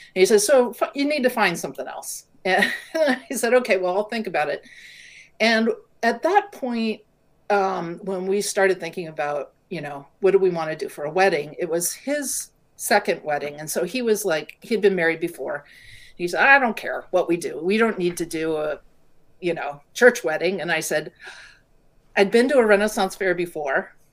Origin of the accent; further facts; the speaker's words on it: California, United States; moved away; I grew up in California